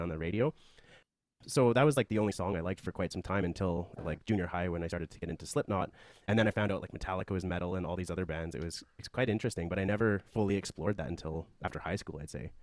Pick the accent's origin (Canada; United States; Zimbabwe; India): Canada; Calgary, Alberta; I was born and raised in Calgary